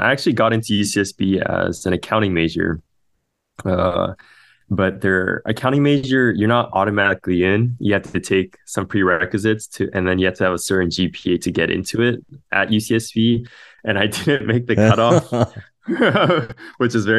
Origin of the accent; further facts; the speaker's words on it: Los Angeles, California, United States; I was born and raised in Los Angeles